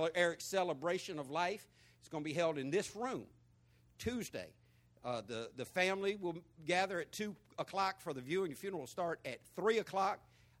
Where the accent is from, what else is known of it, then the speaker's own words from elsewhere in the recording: San Diego, California, United States; born there; Because I was born in San Diego, California, in Mercy Hospital, the child of a sailor.